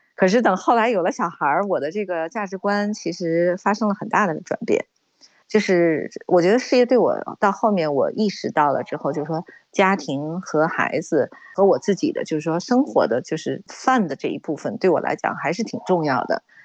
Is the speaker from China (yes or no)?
yes; China; 我们中国人的这种韧性是很强的